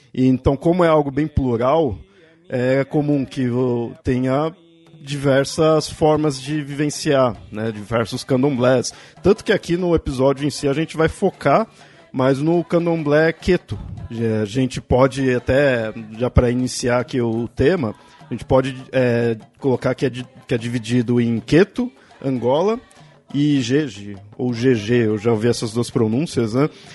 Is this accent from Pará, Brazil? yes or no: no; São Paulo, Brazil; eu sou aqui de São Paulo